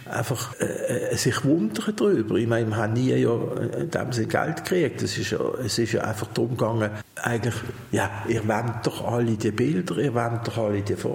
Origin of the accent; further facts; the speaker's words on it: Basel, Basel-Stadt, Switzerland; Basel geboren, ich bin hier aufgewachsen.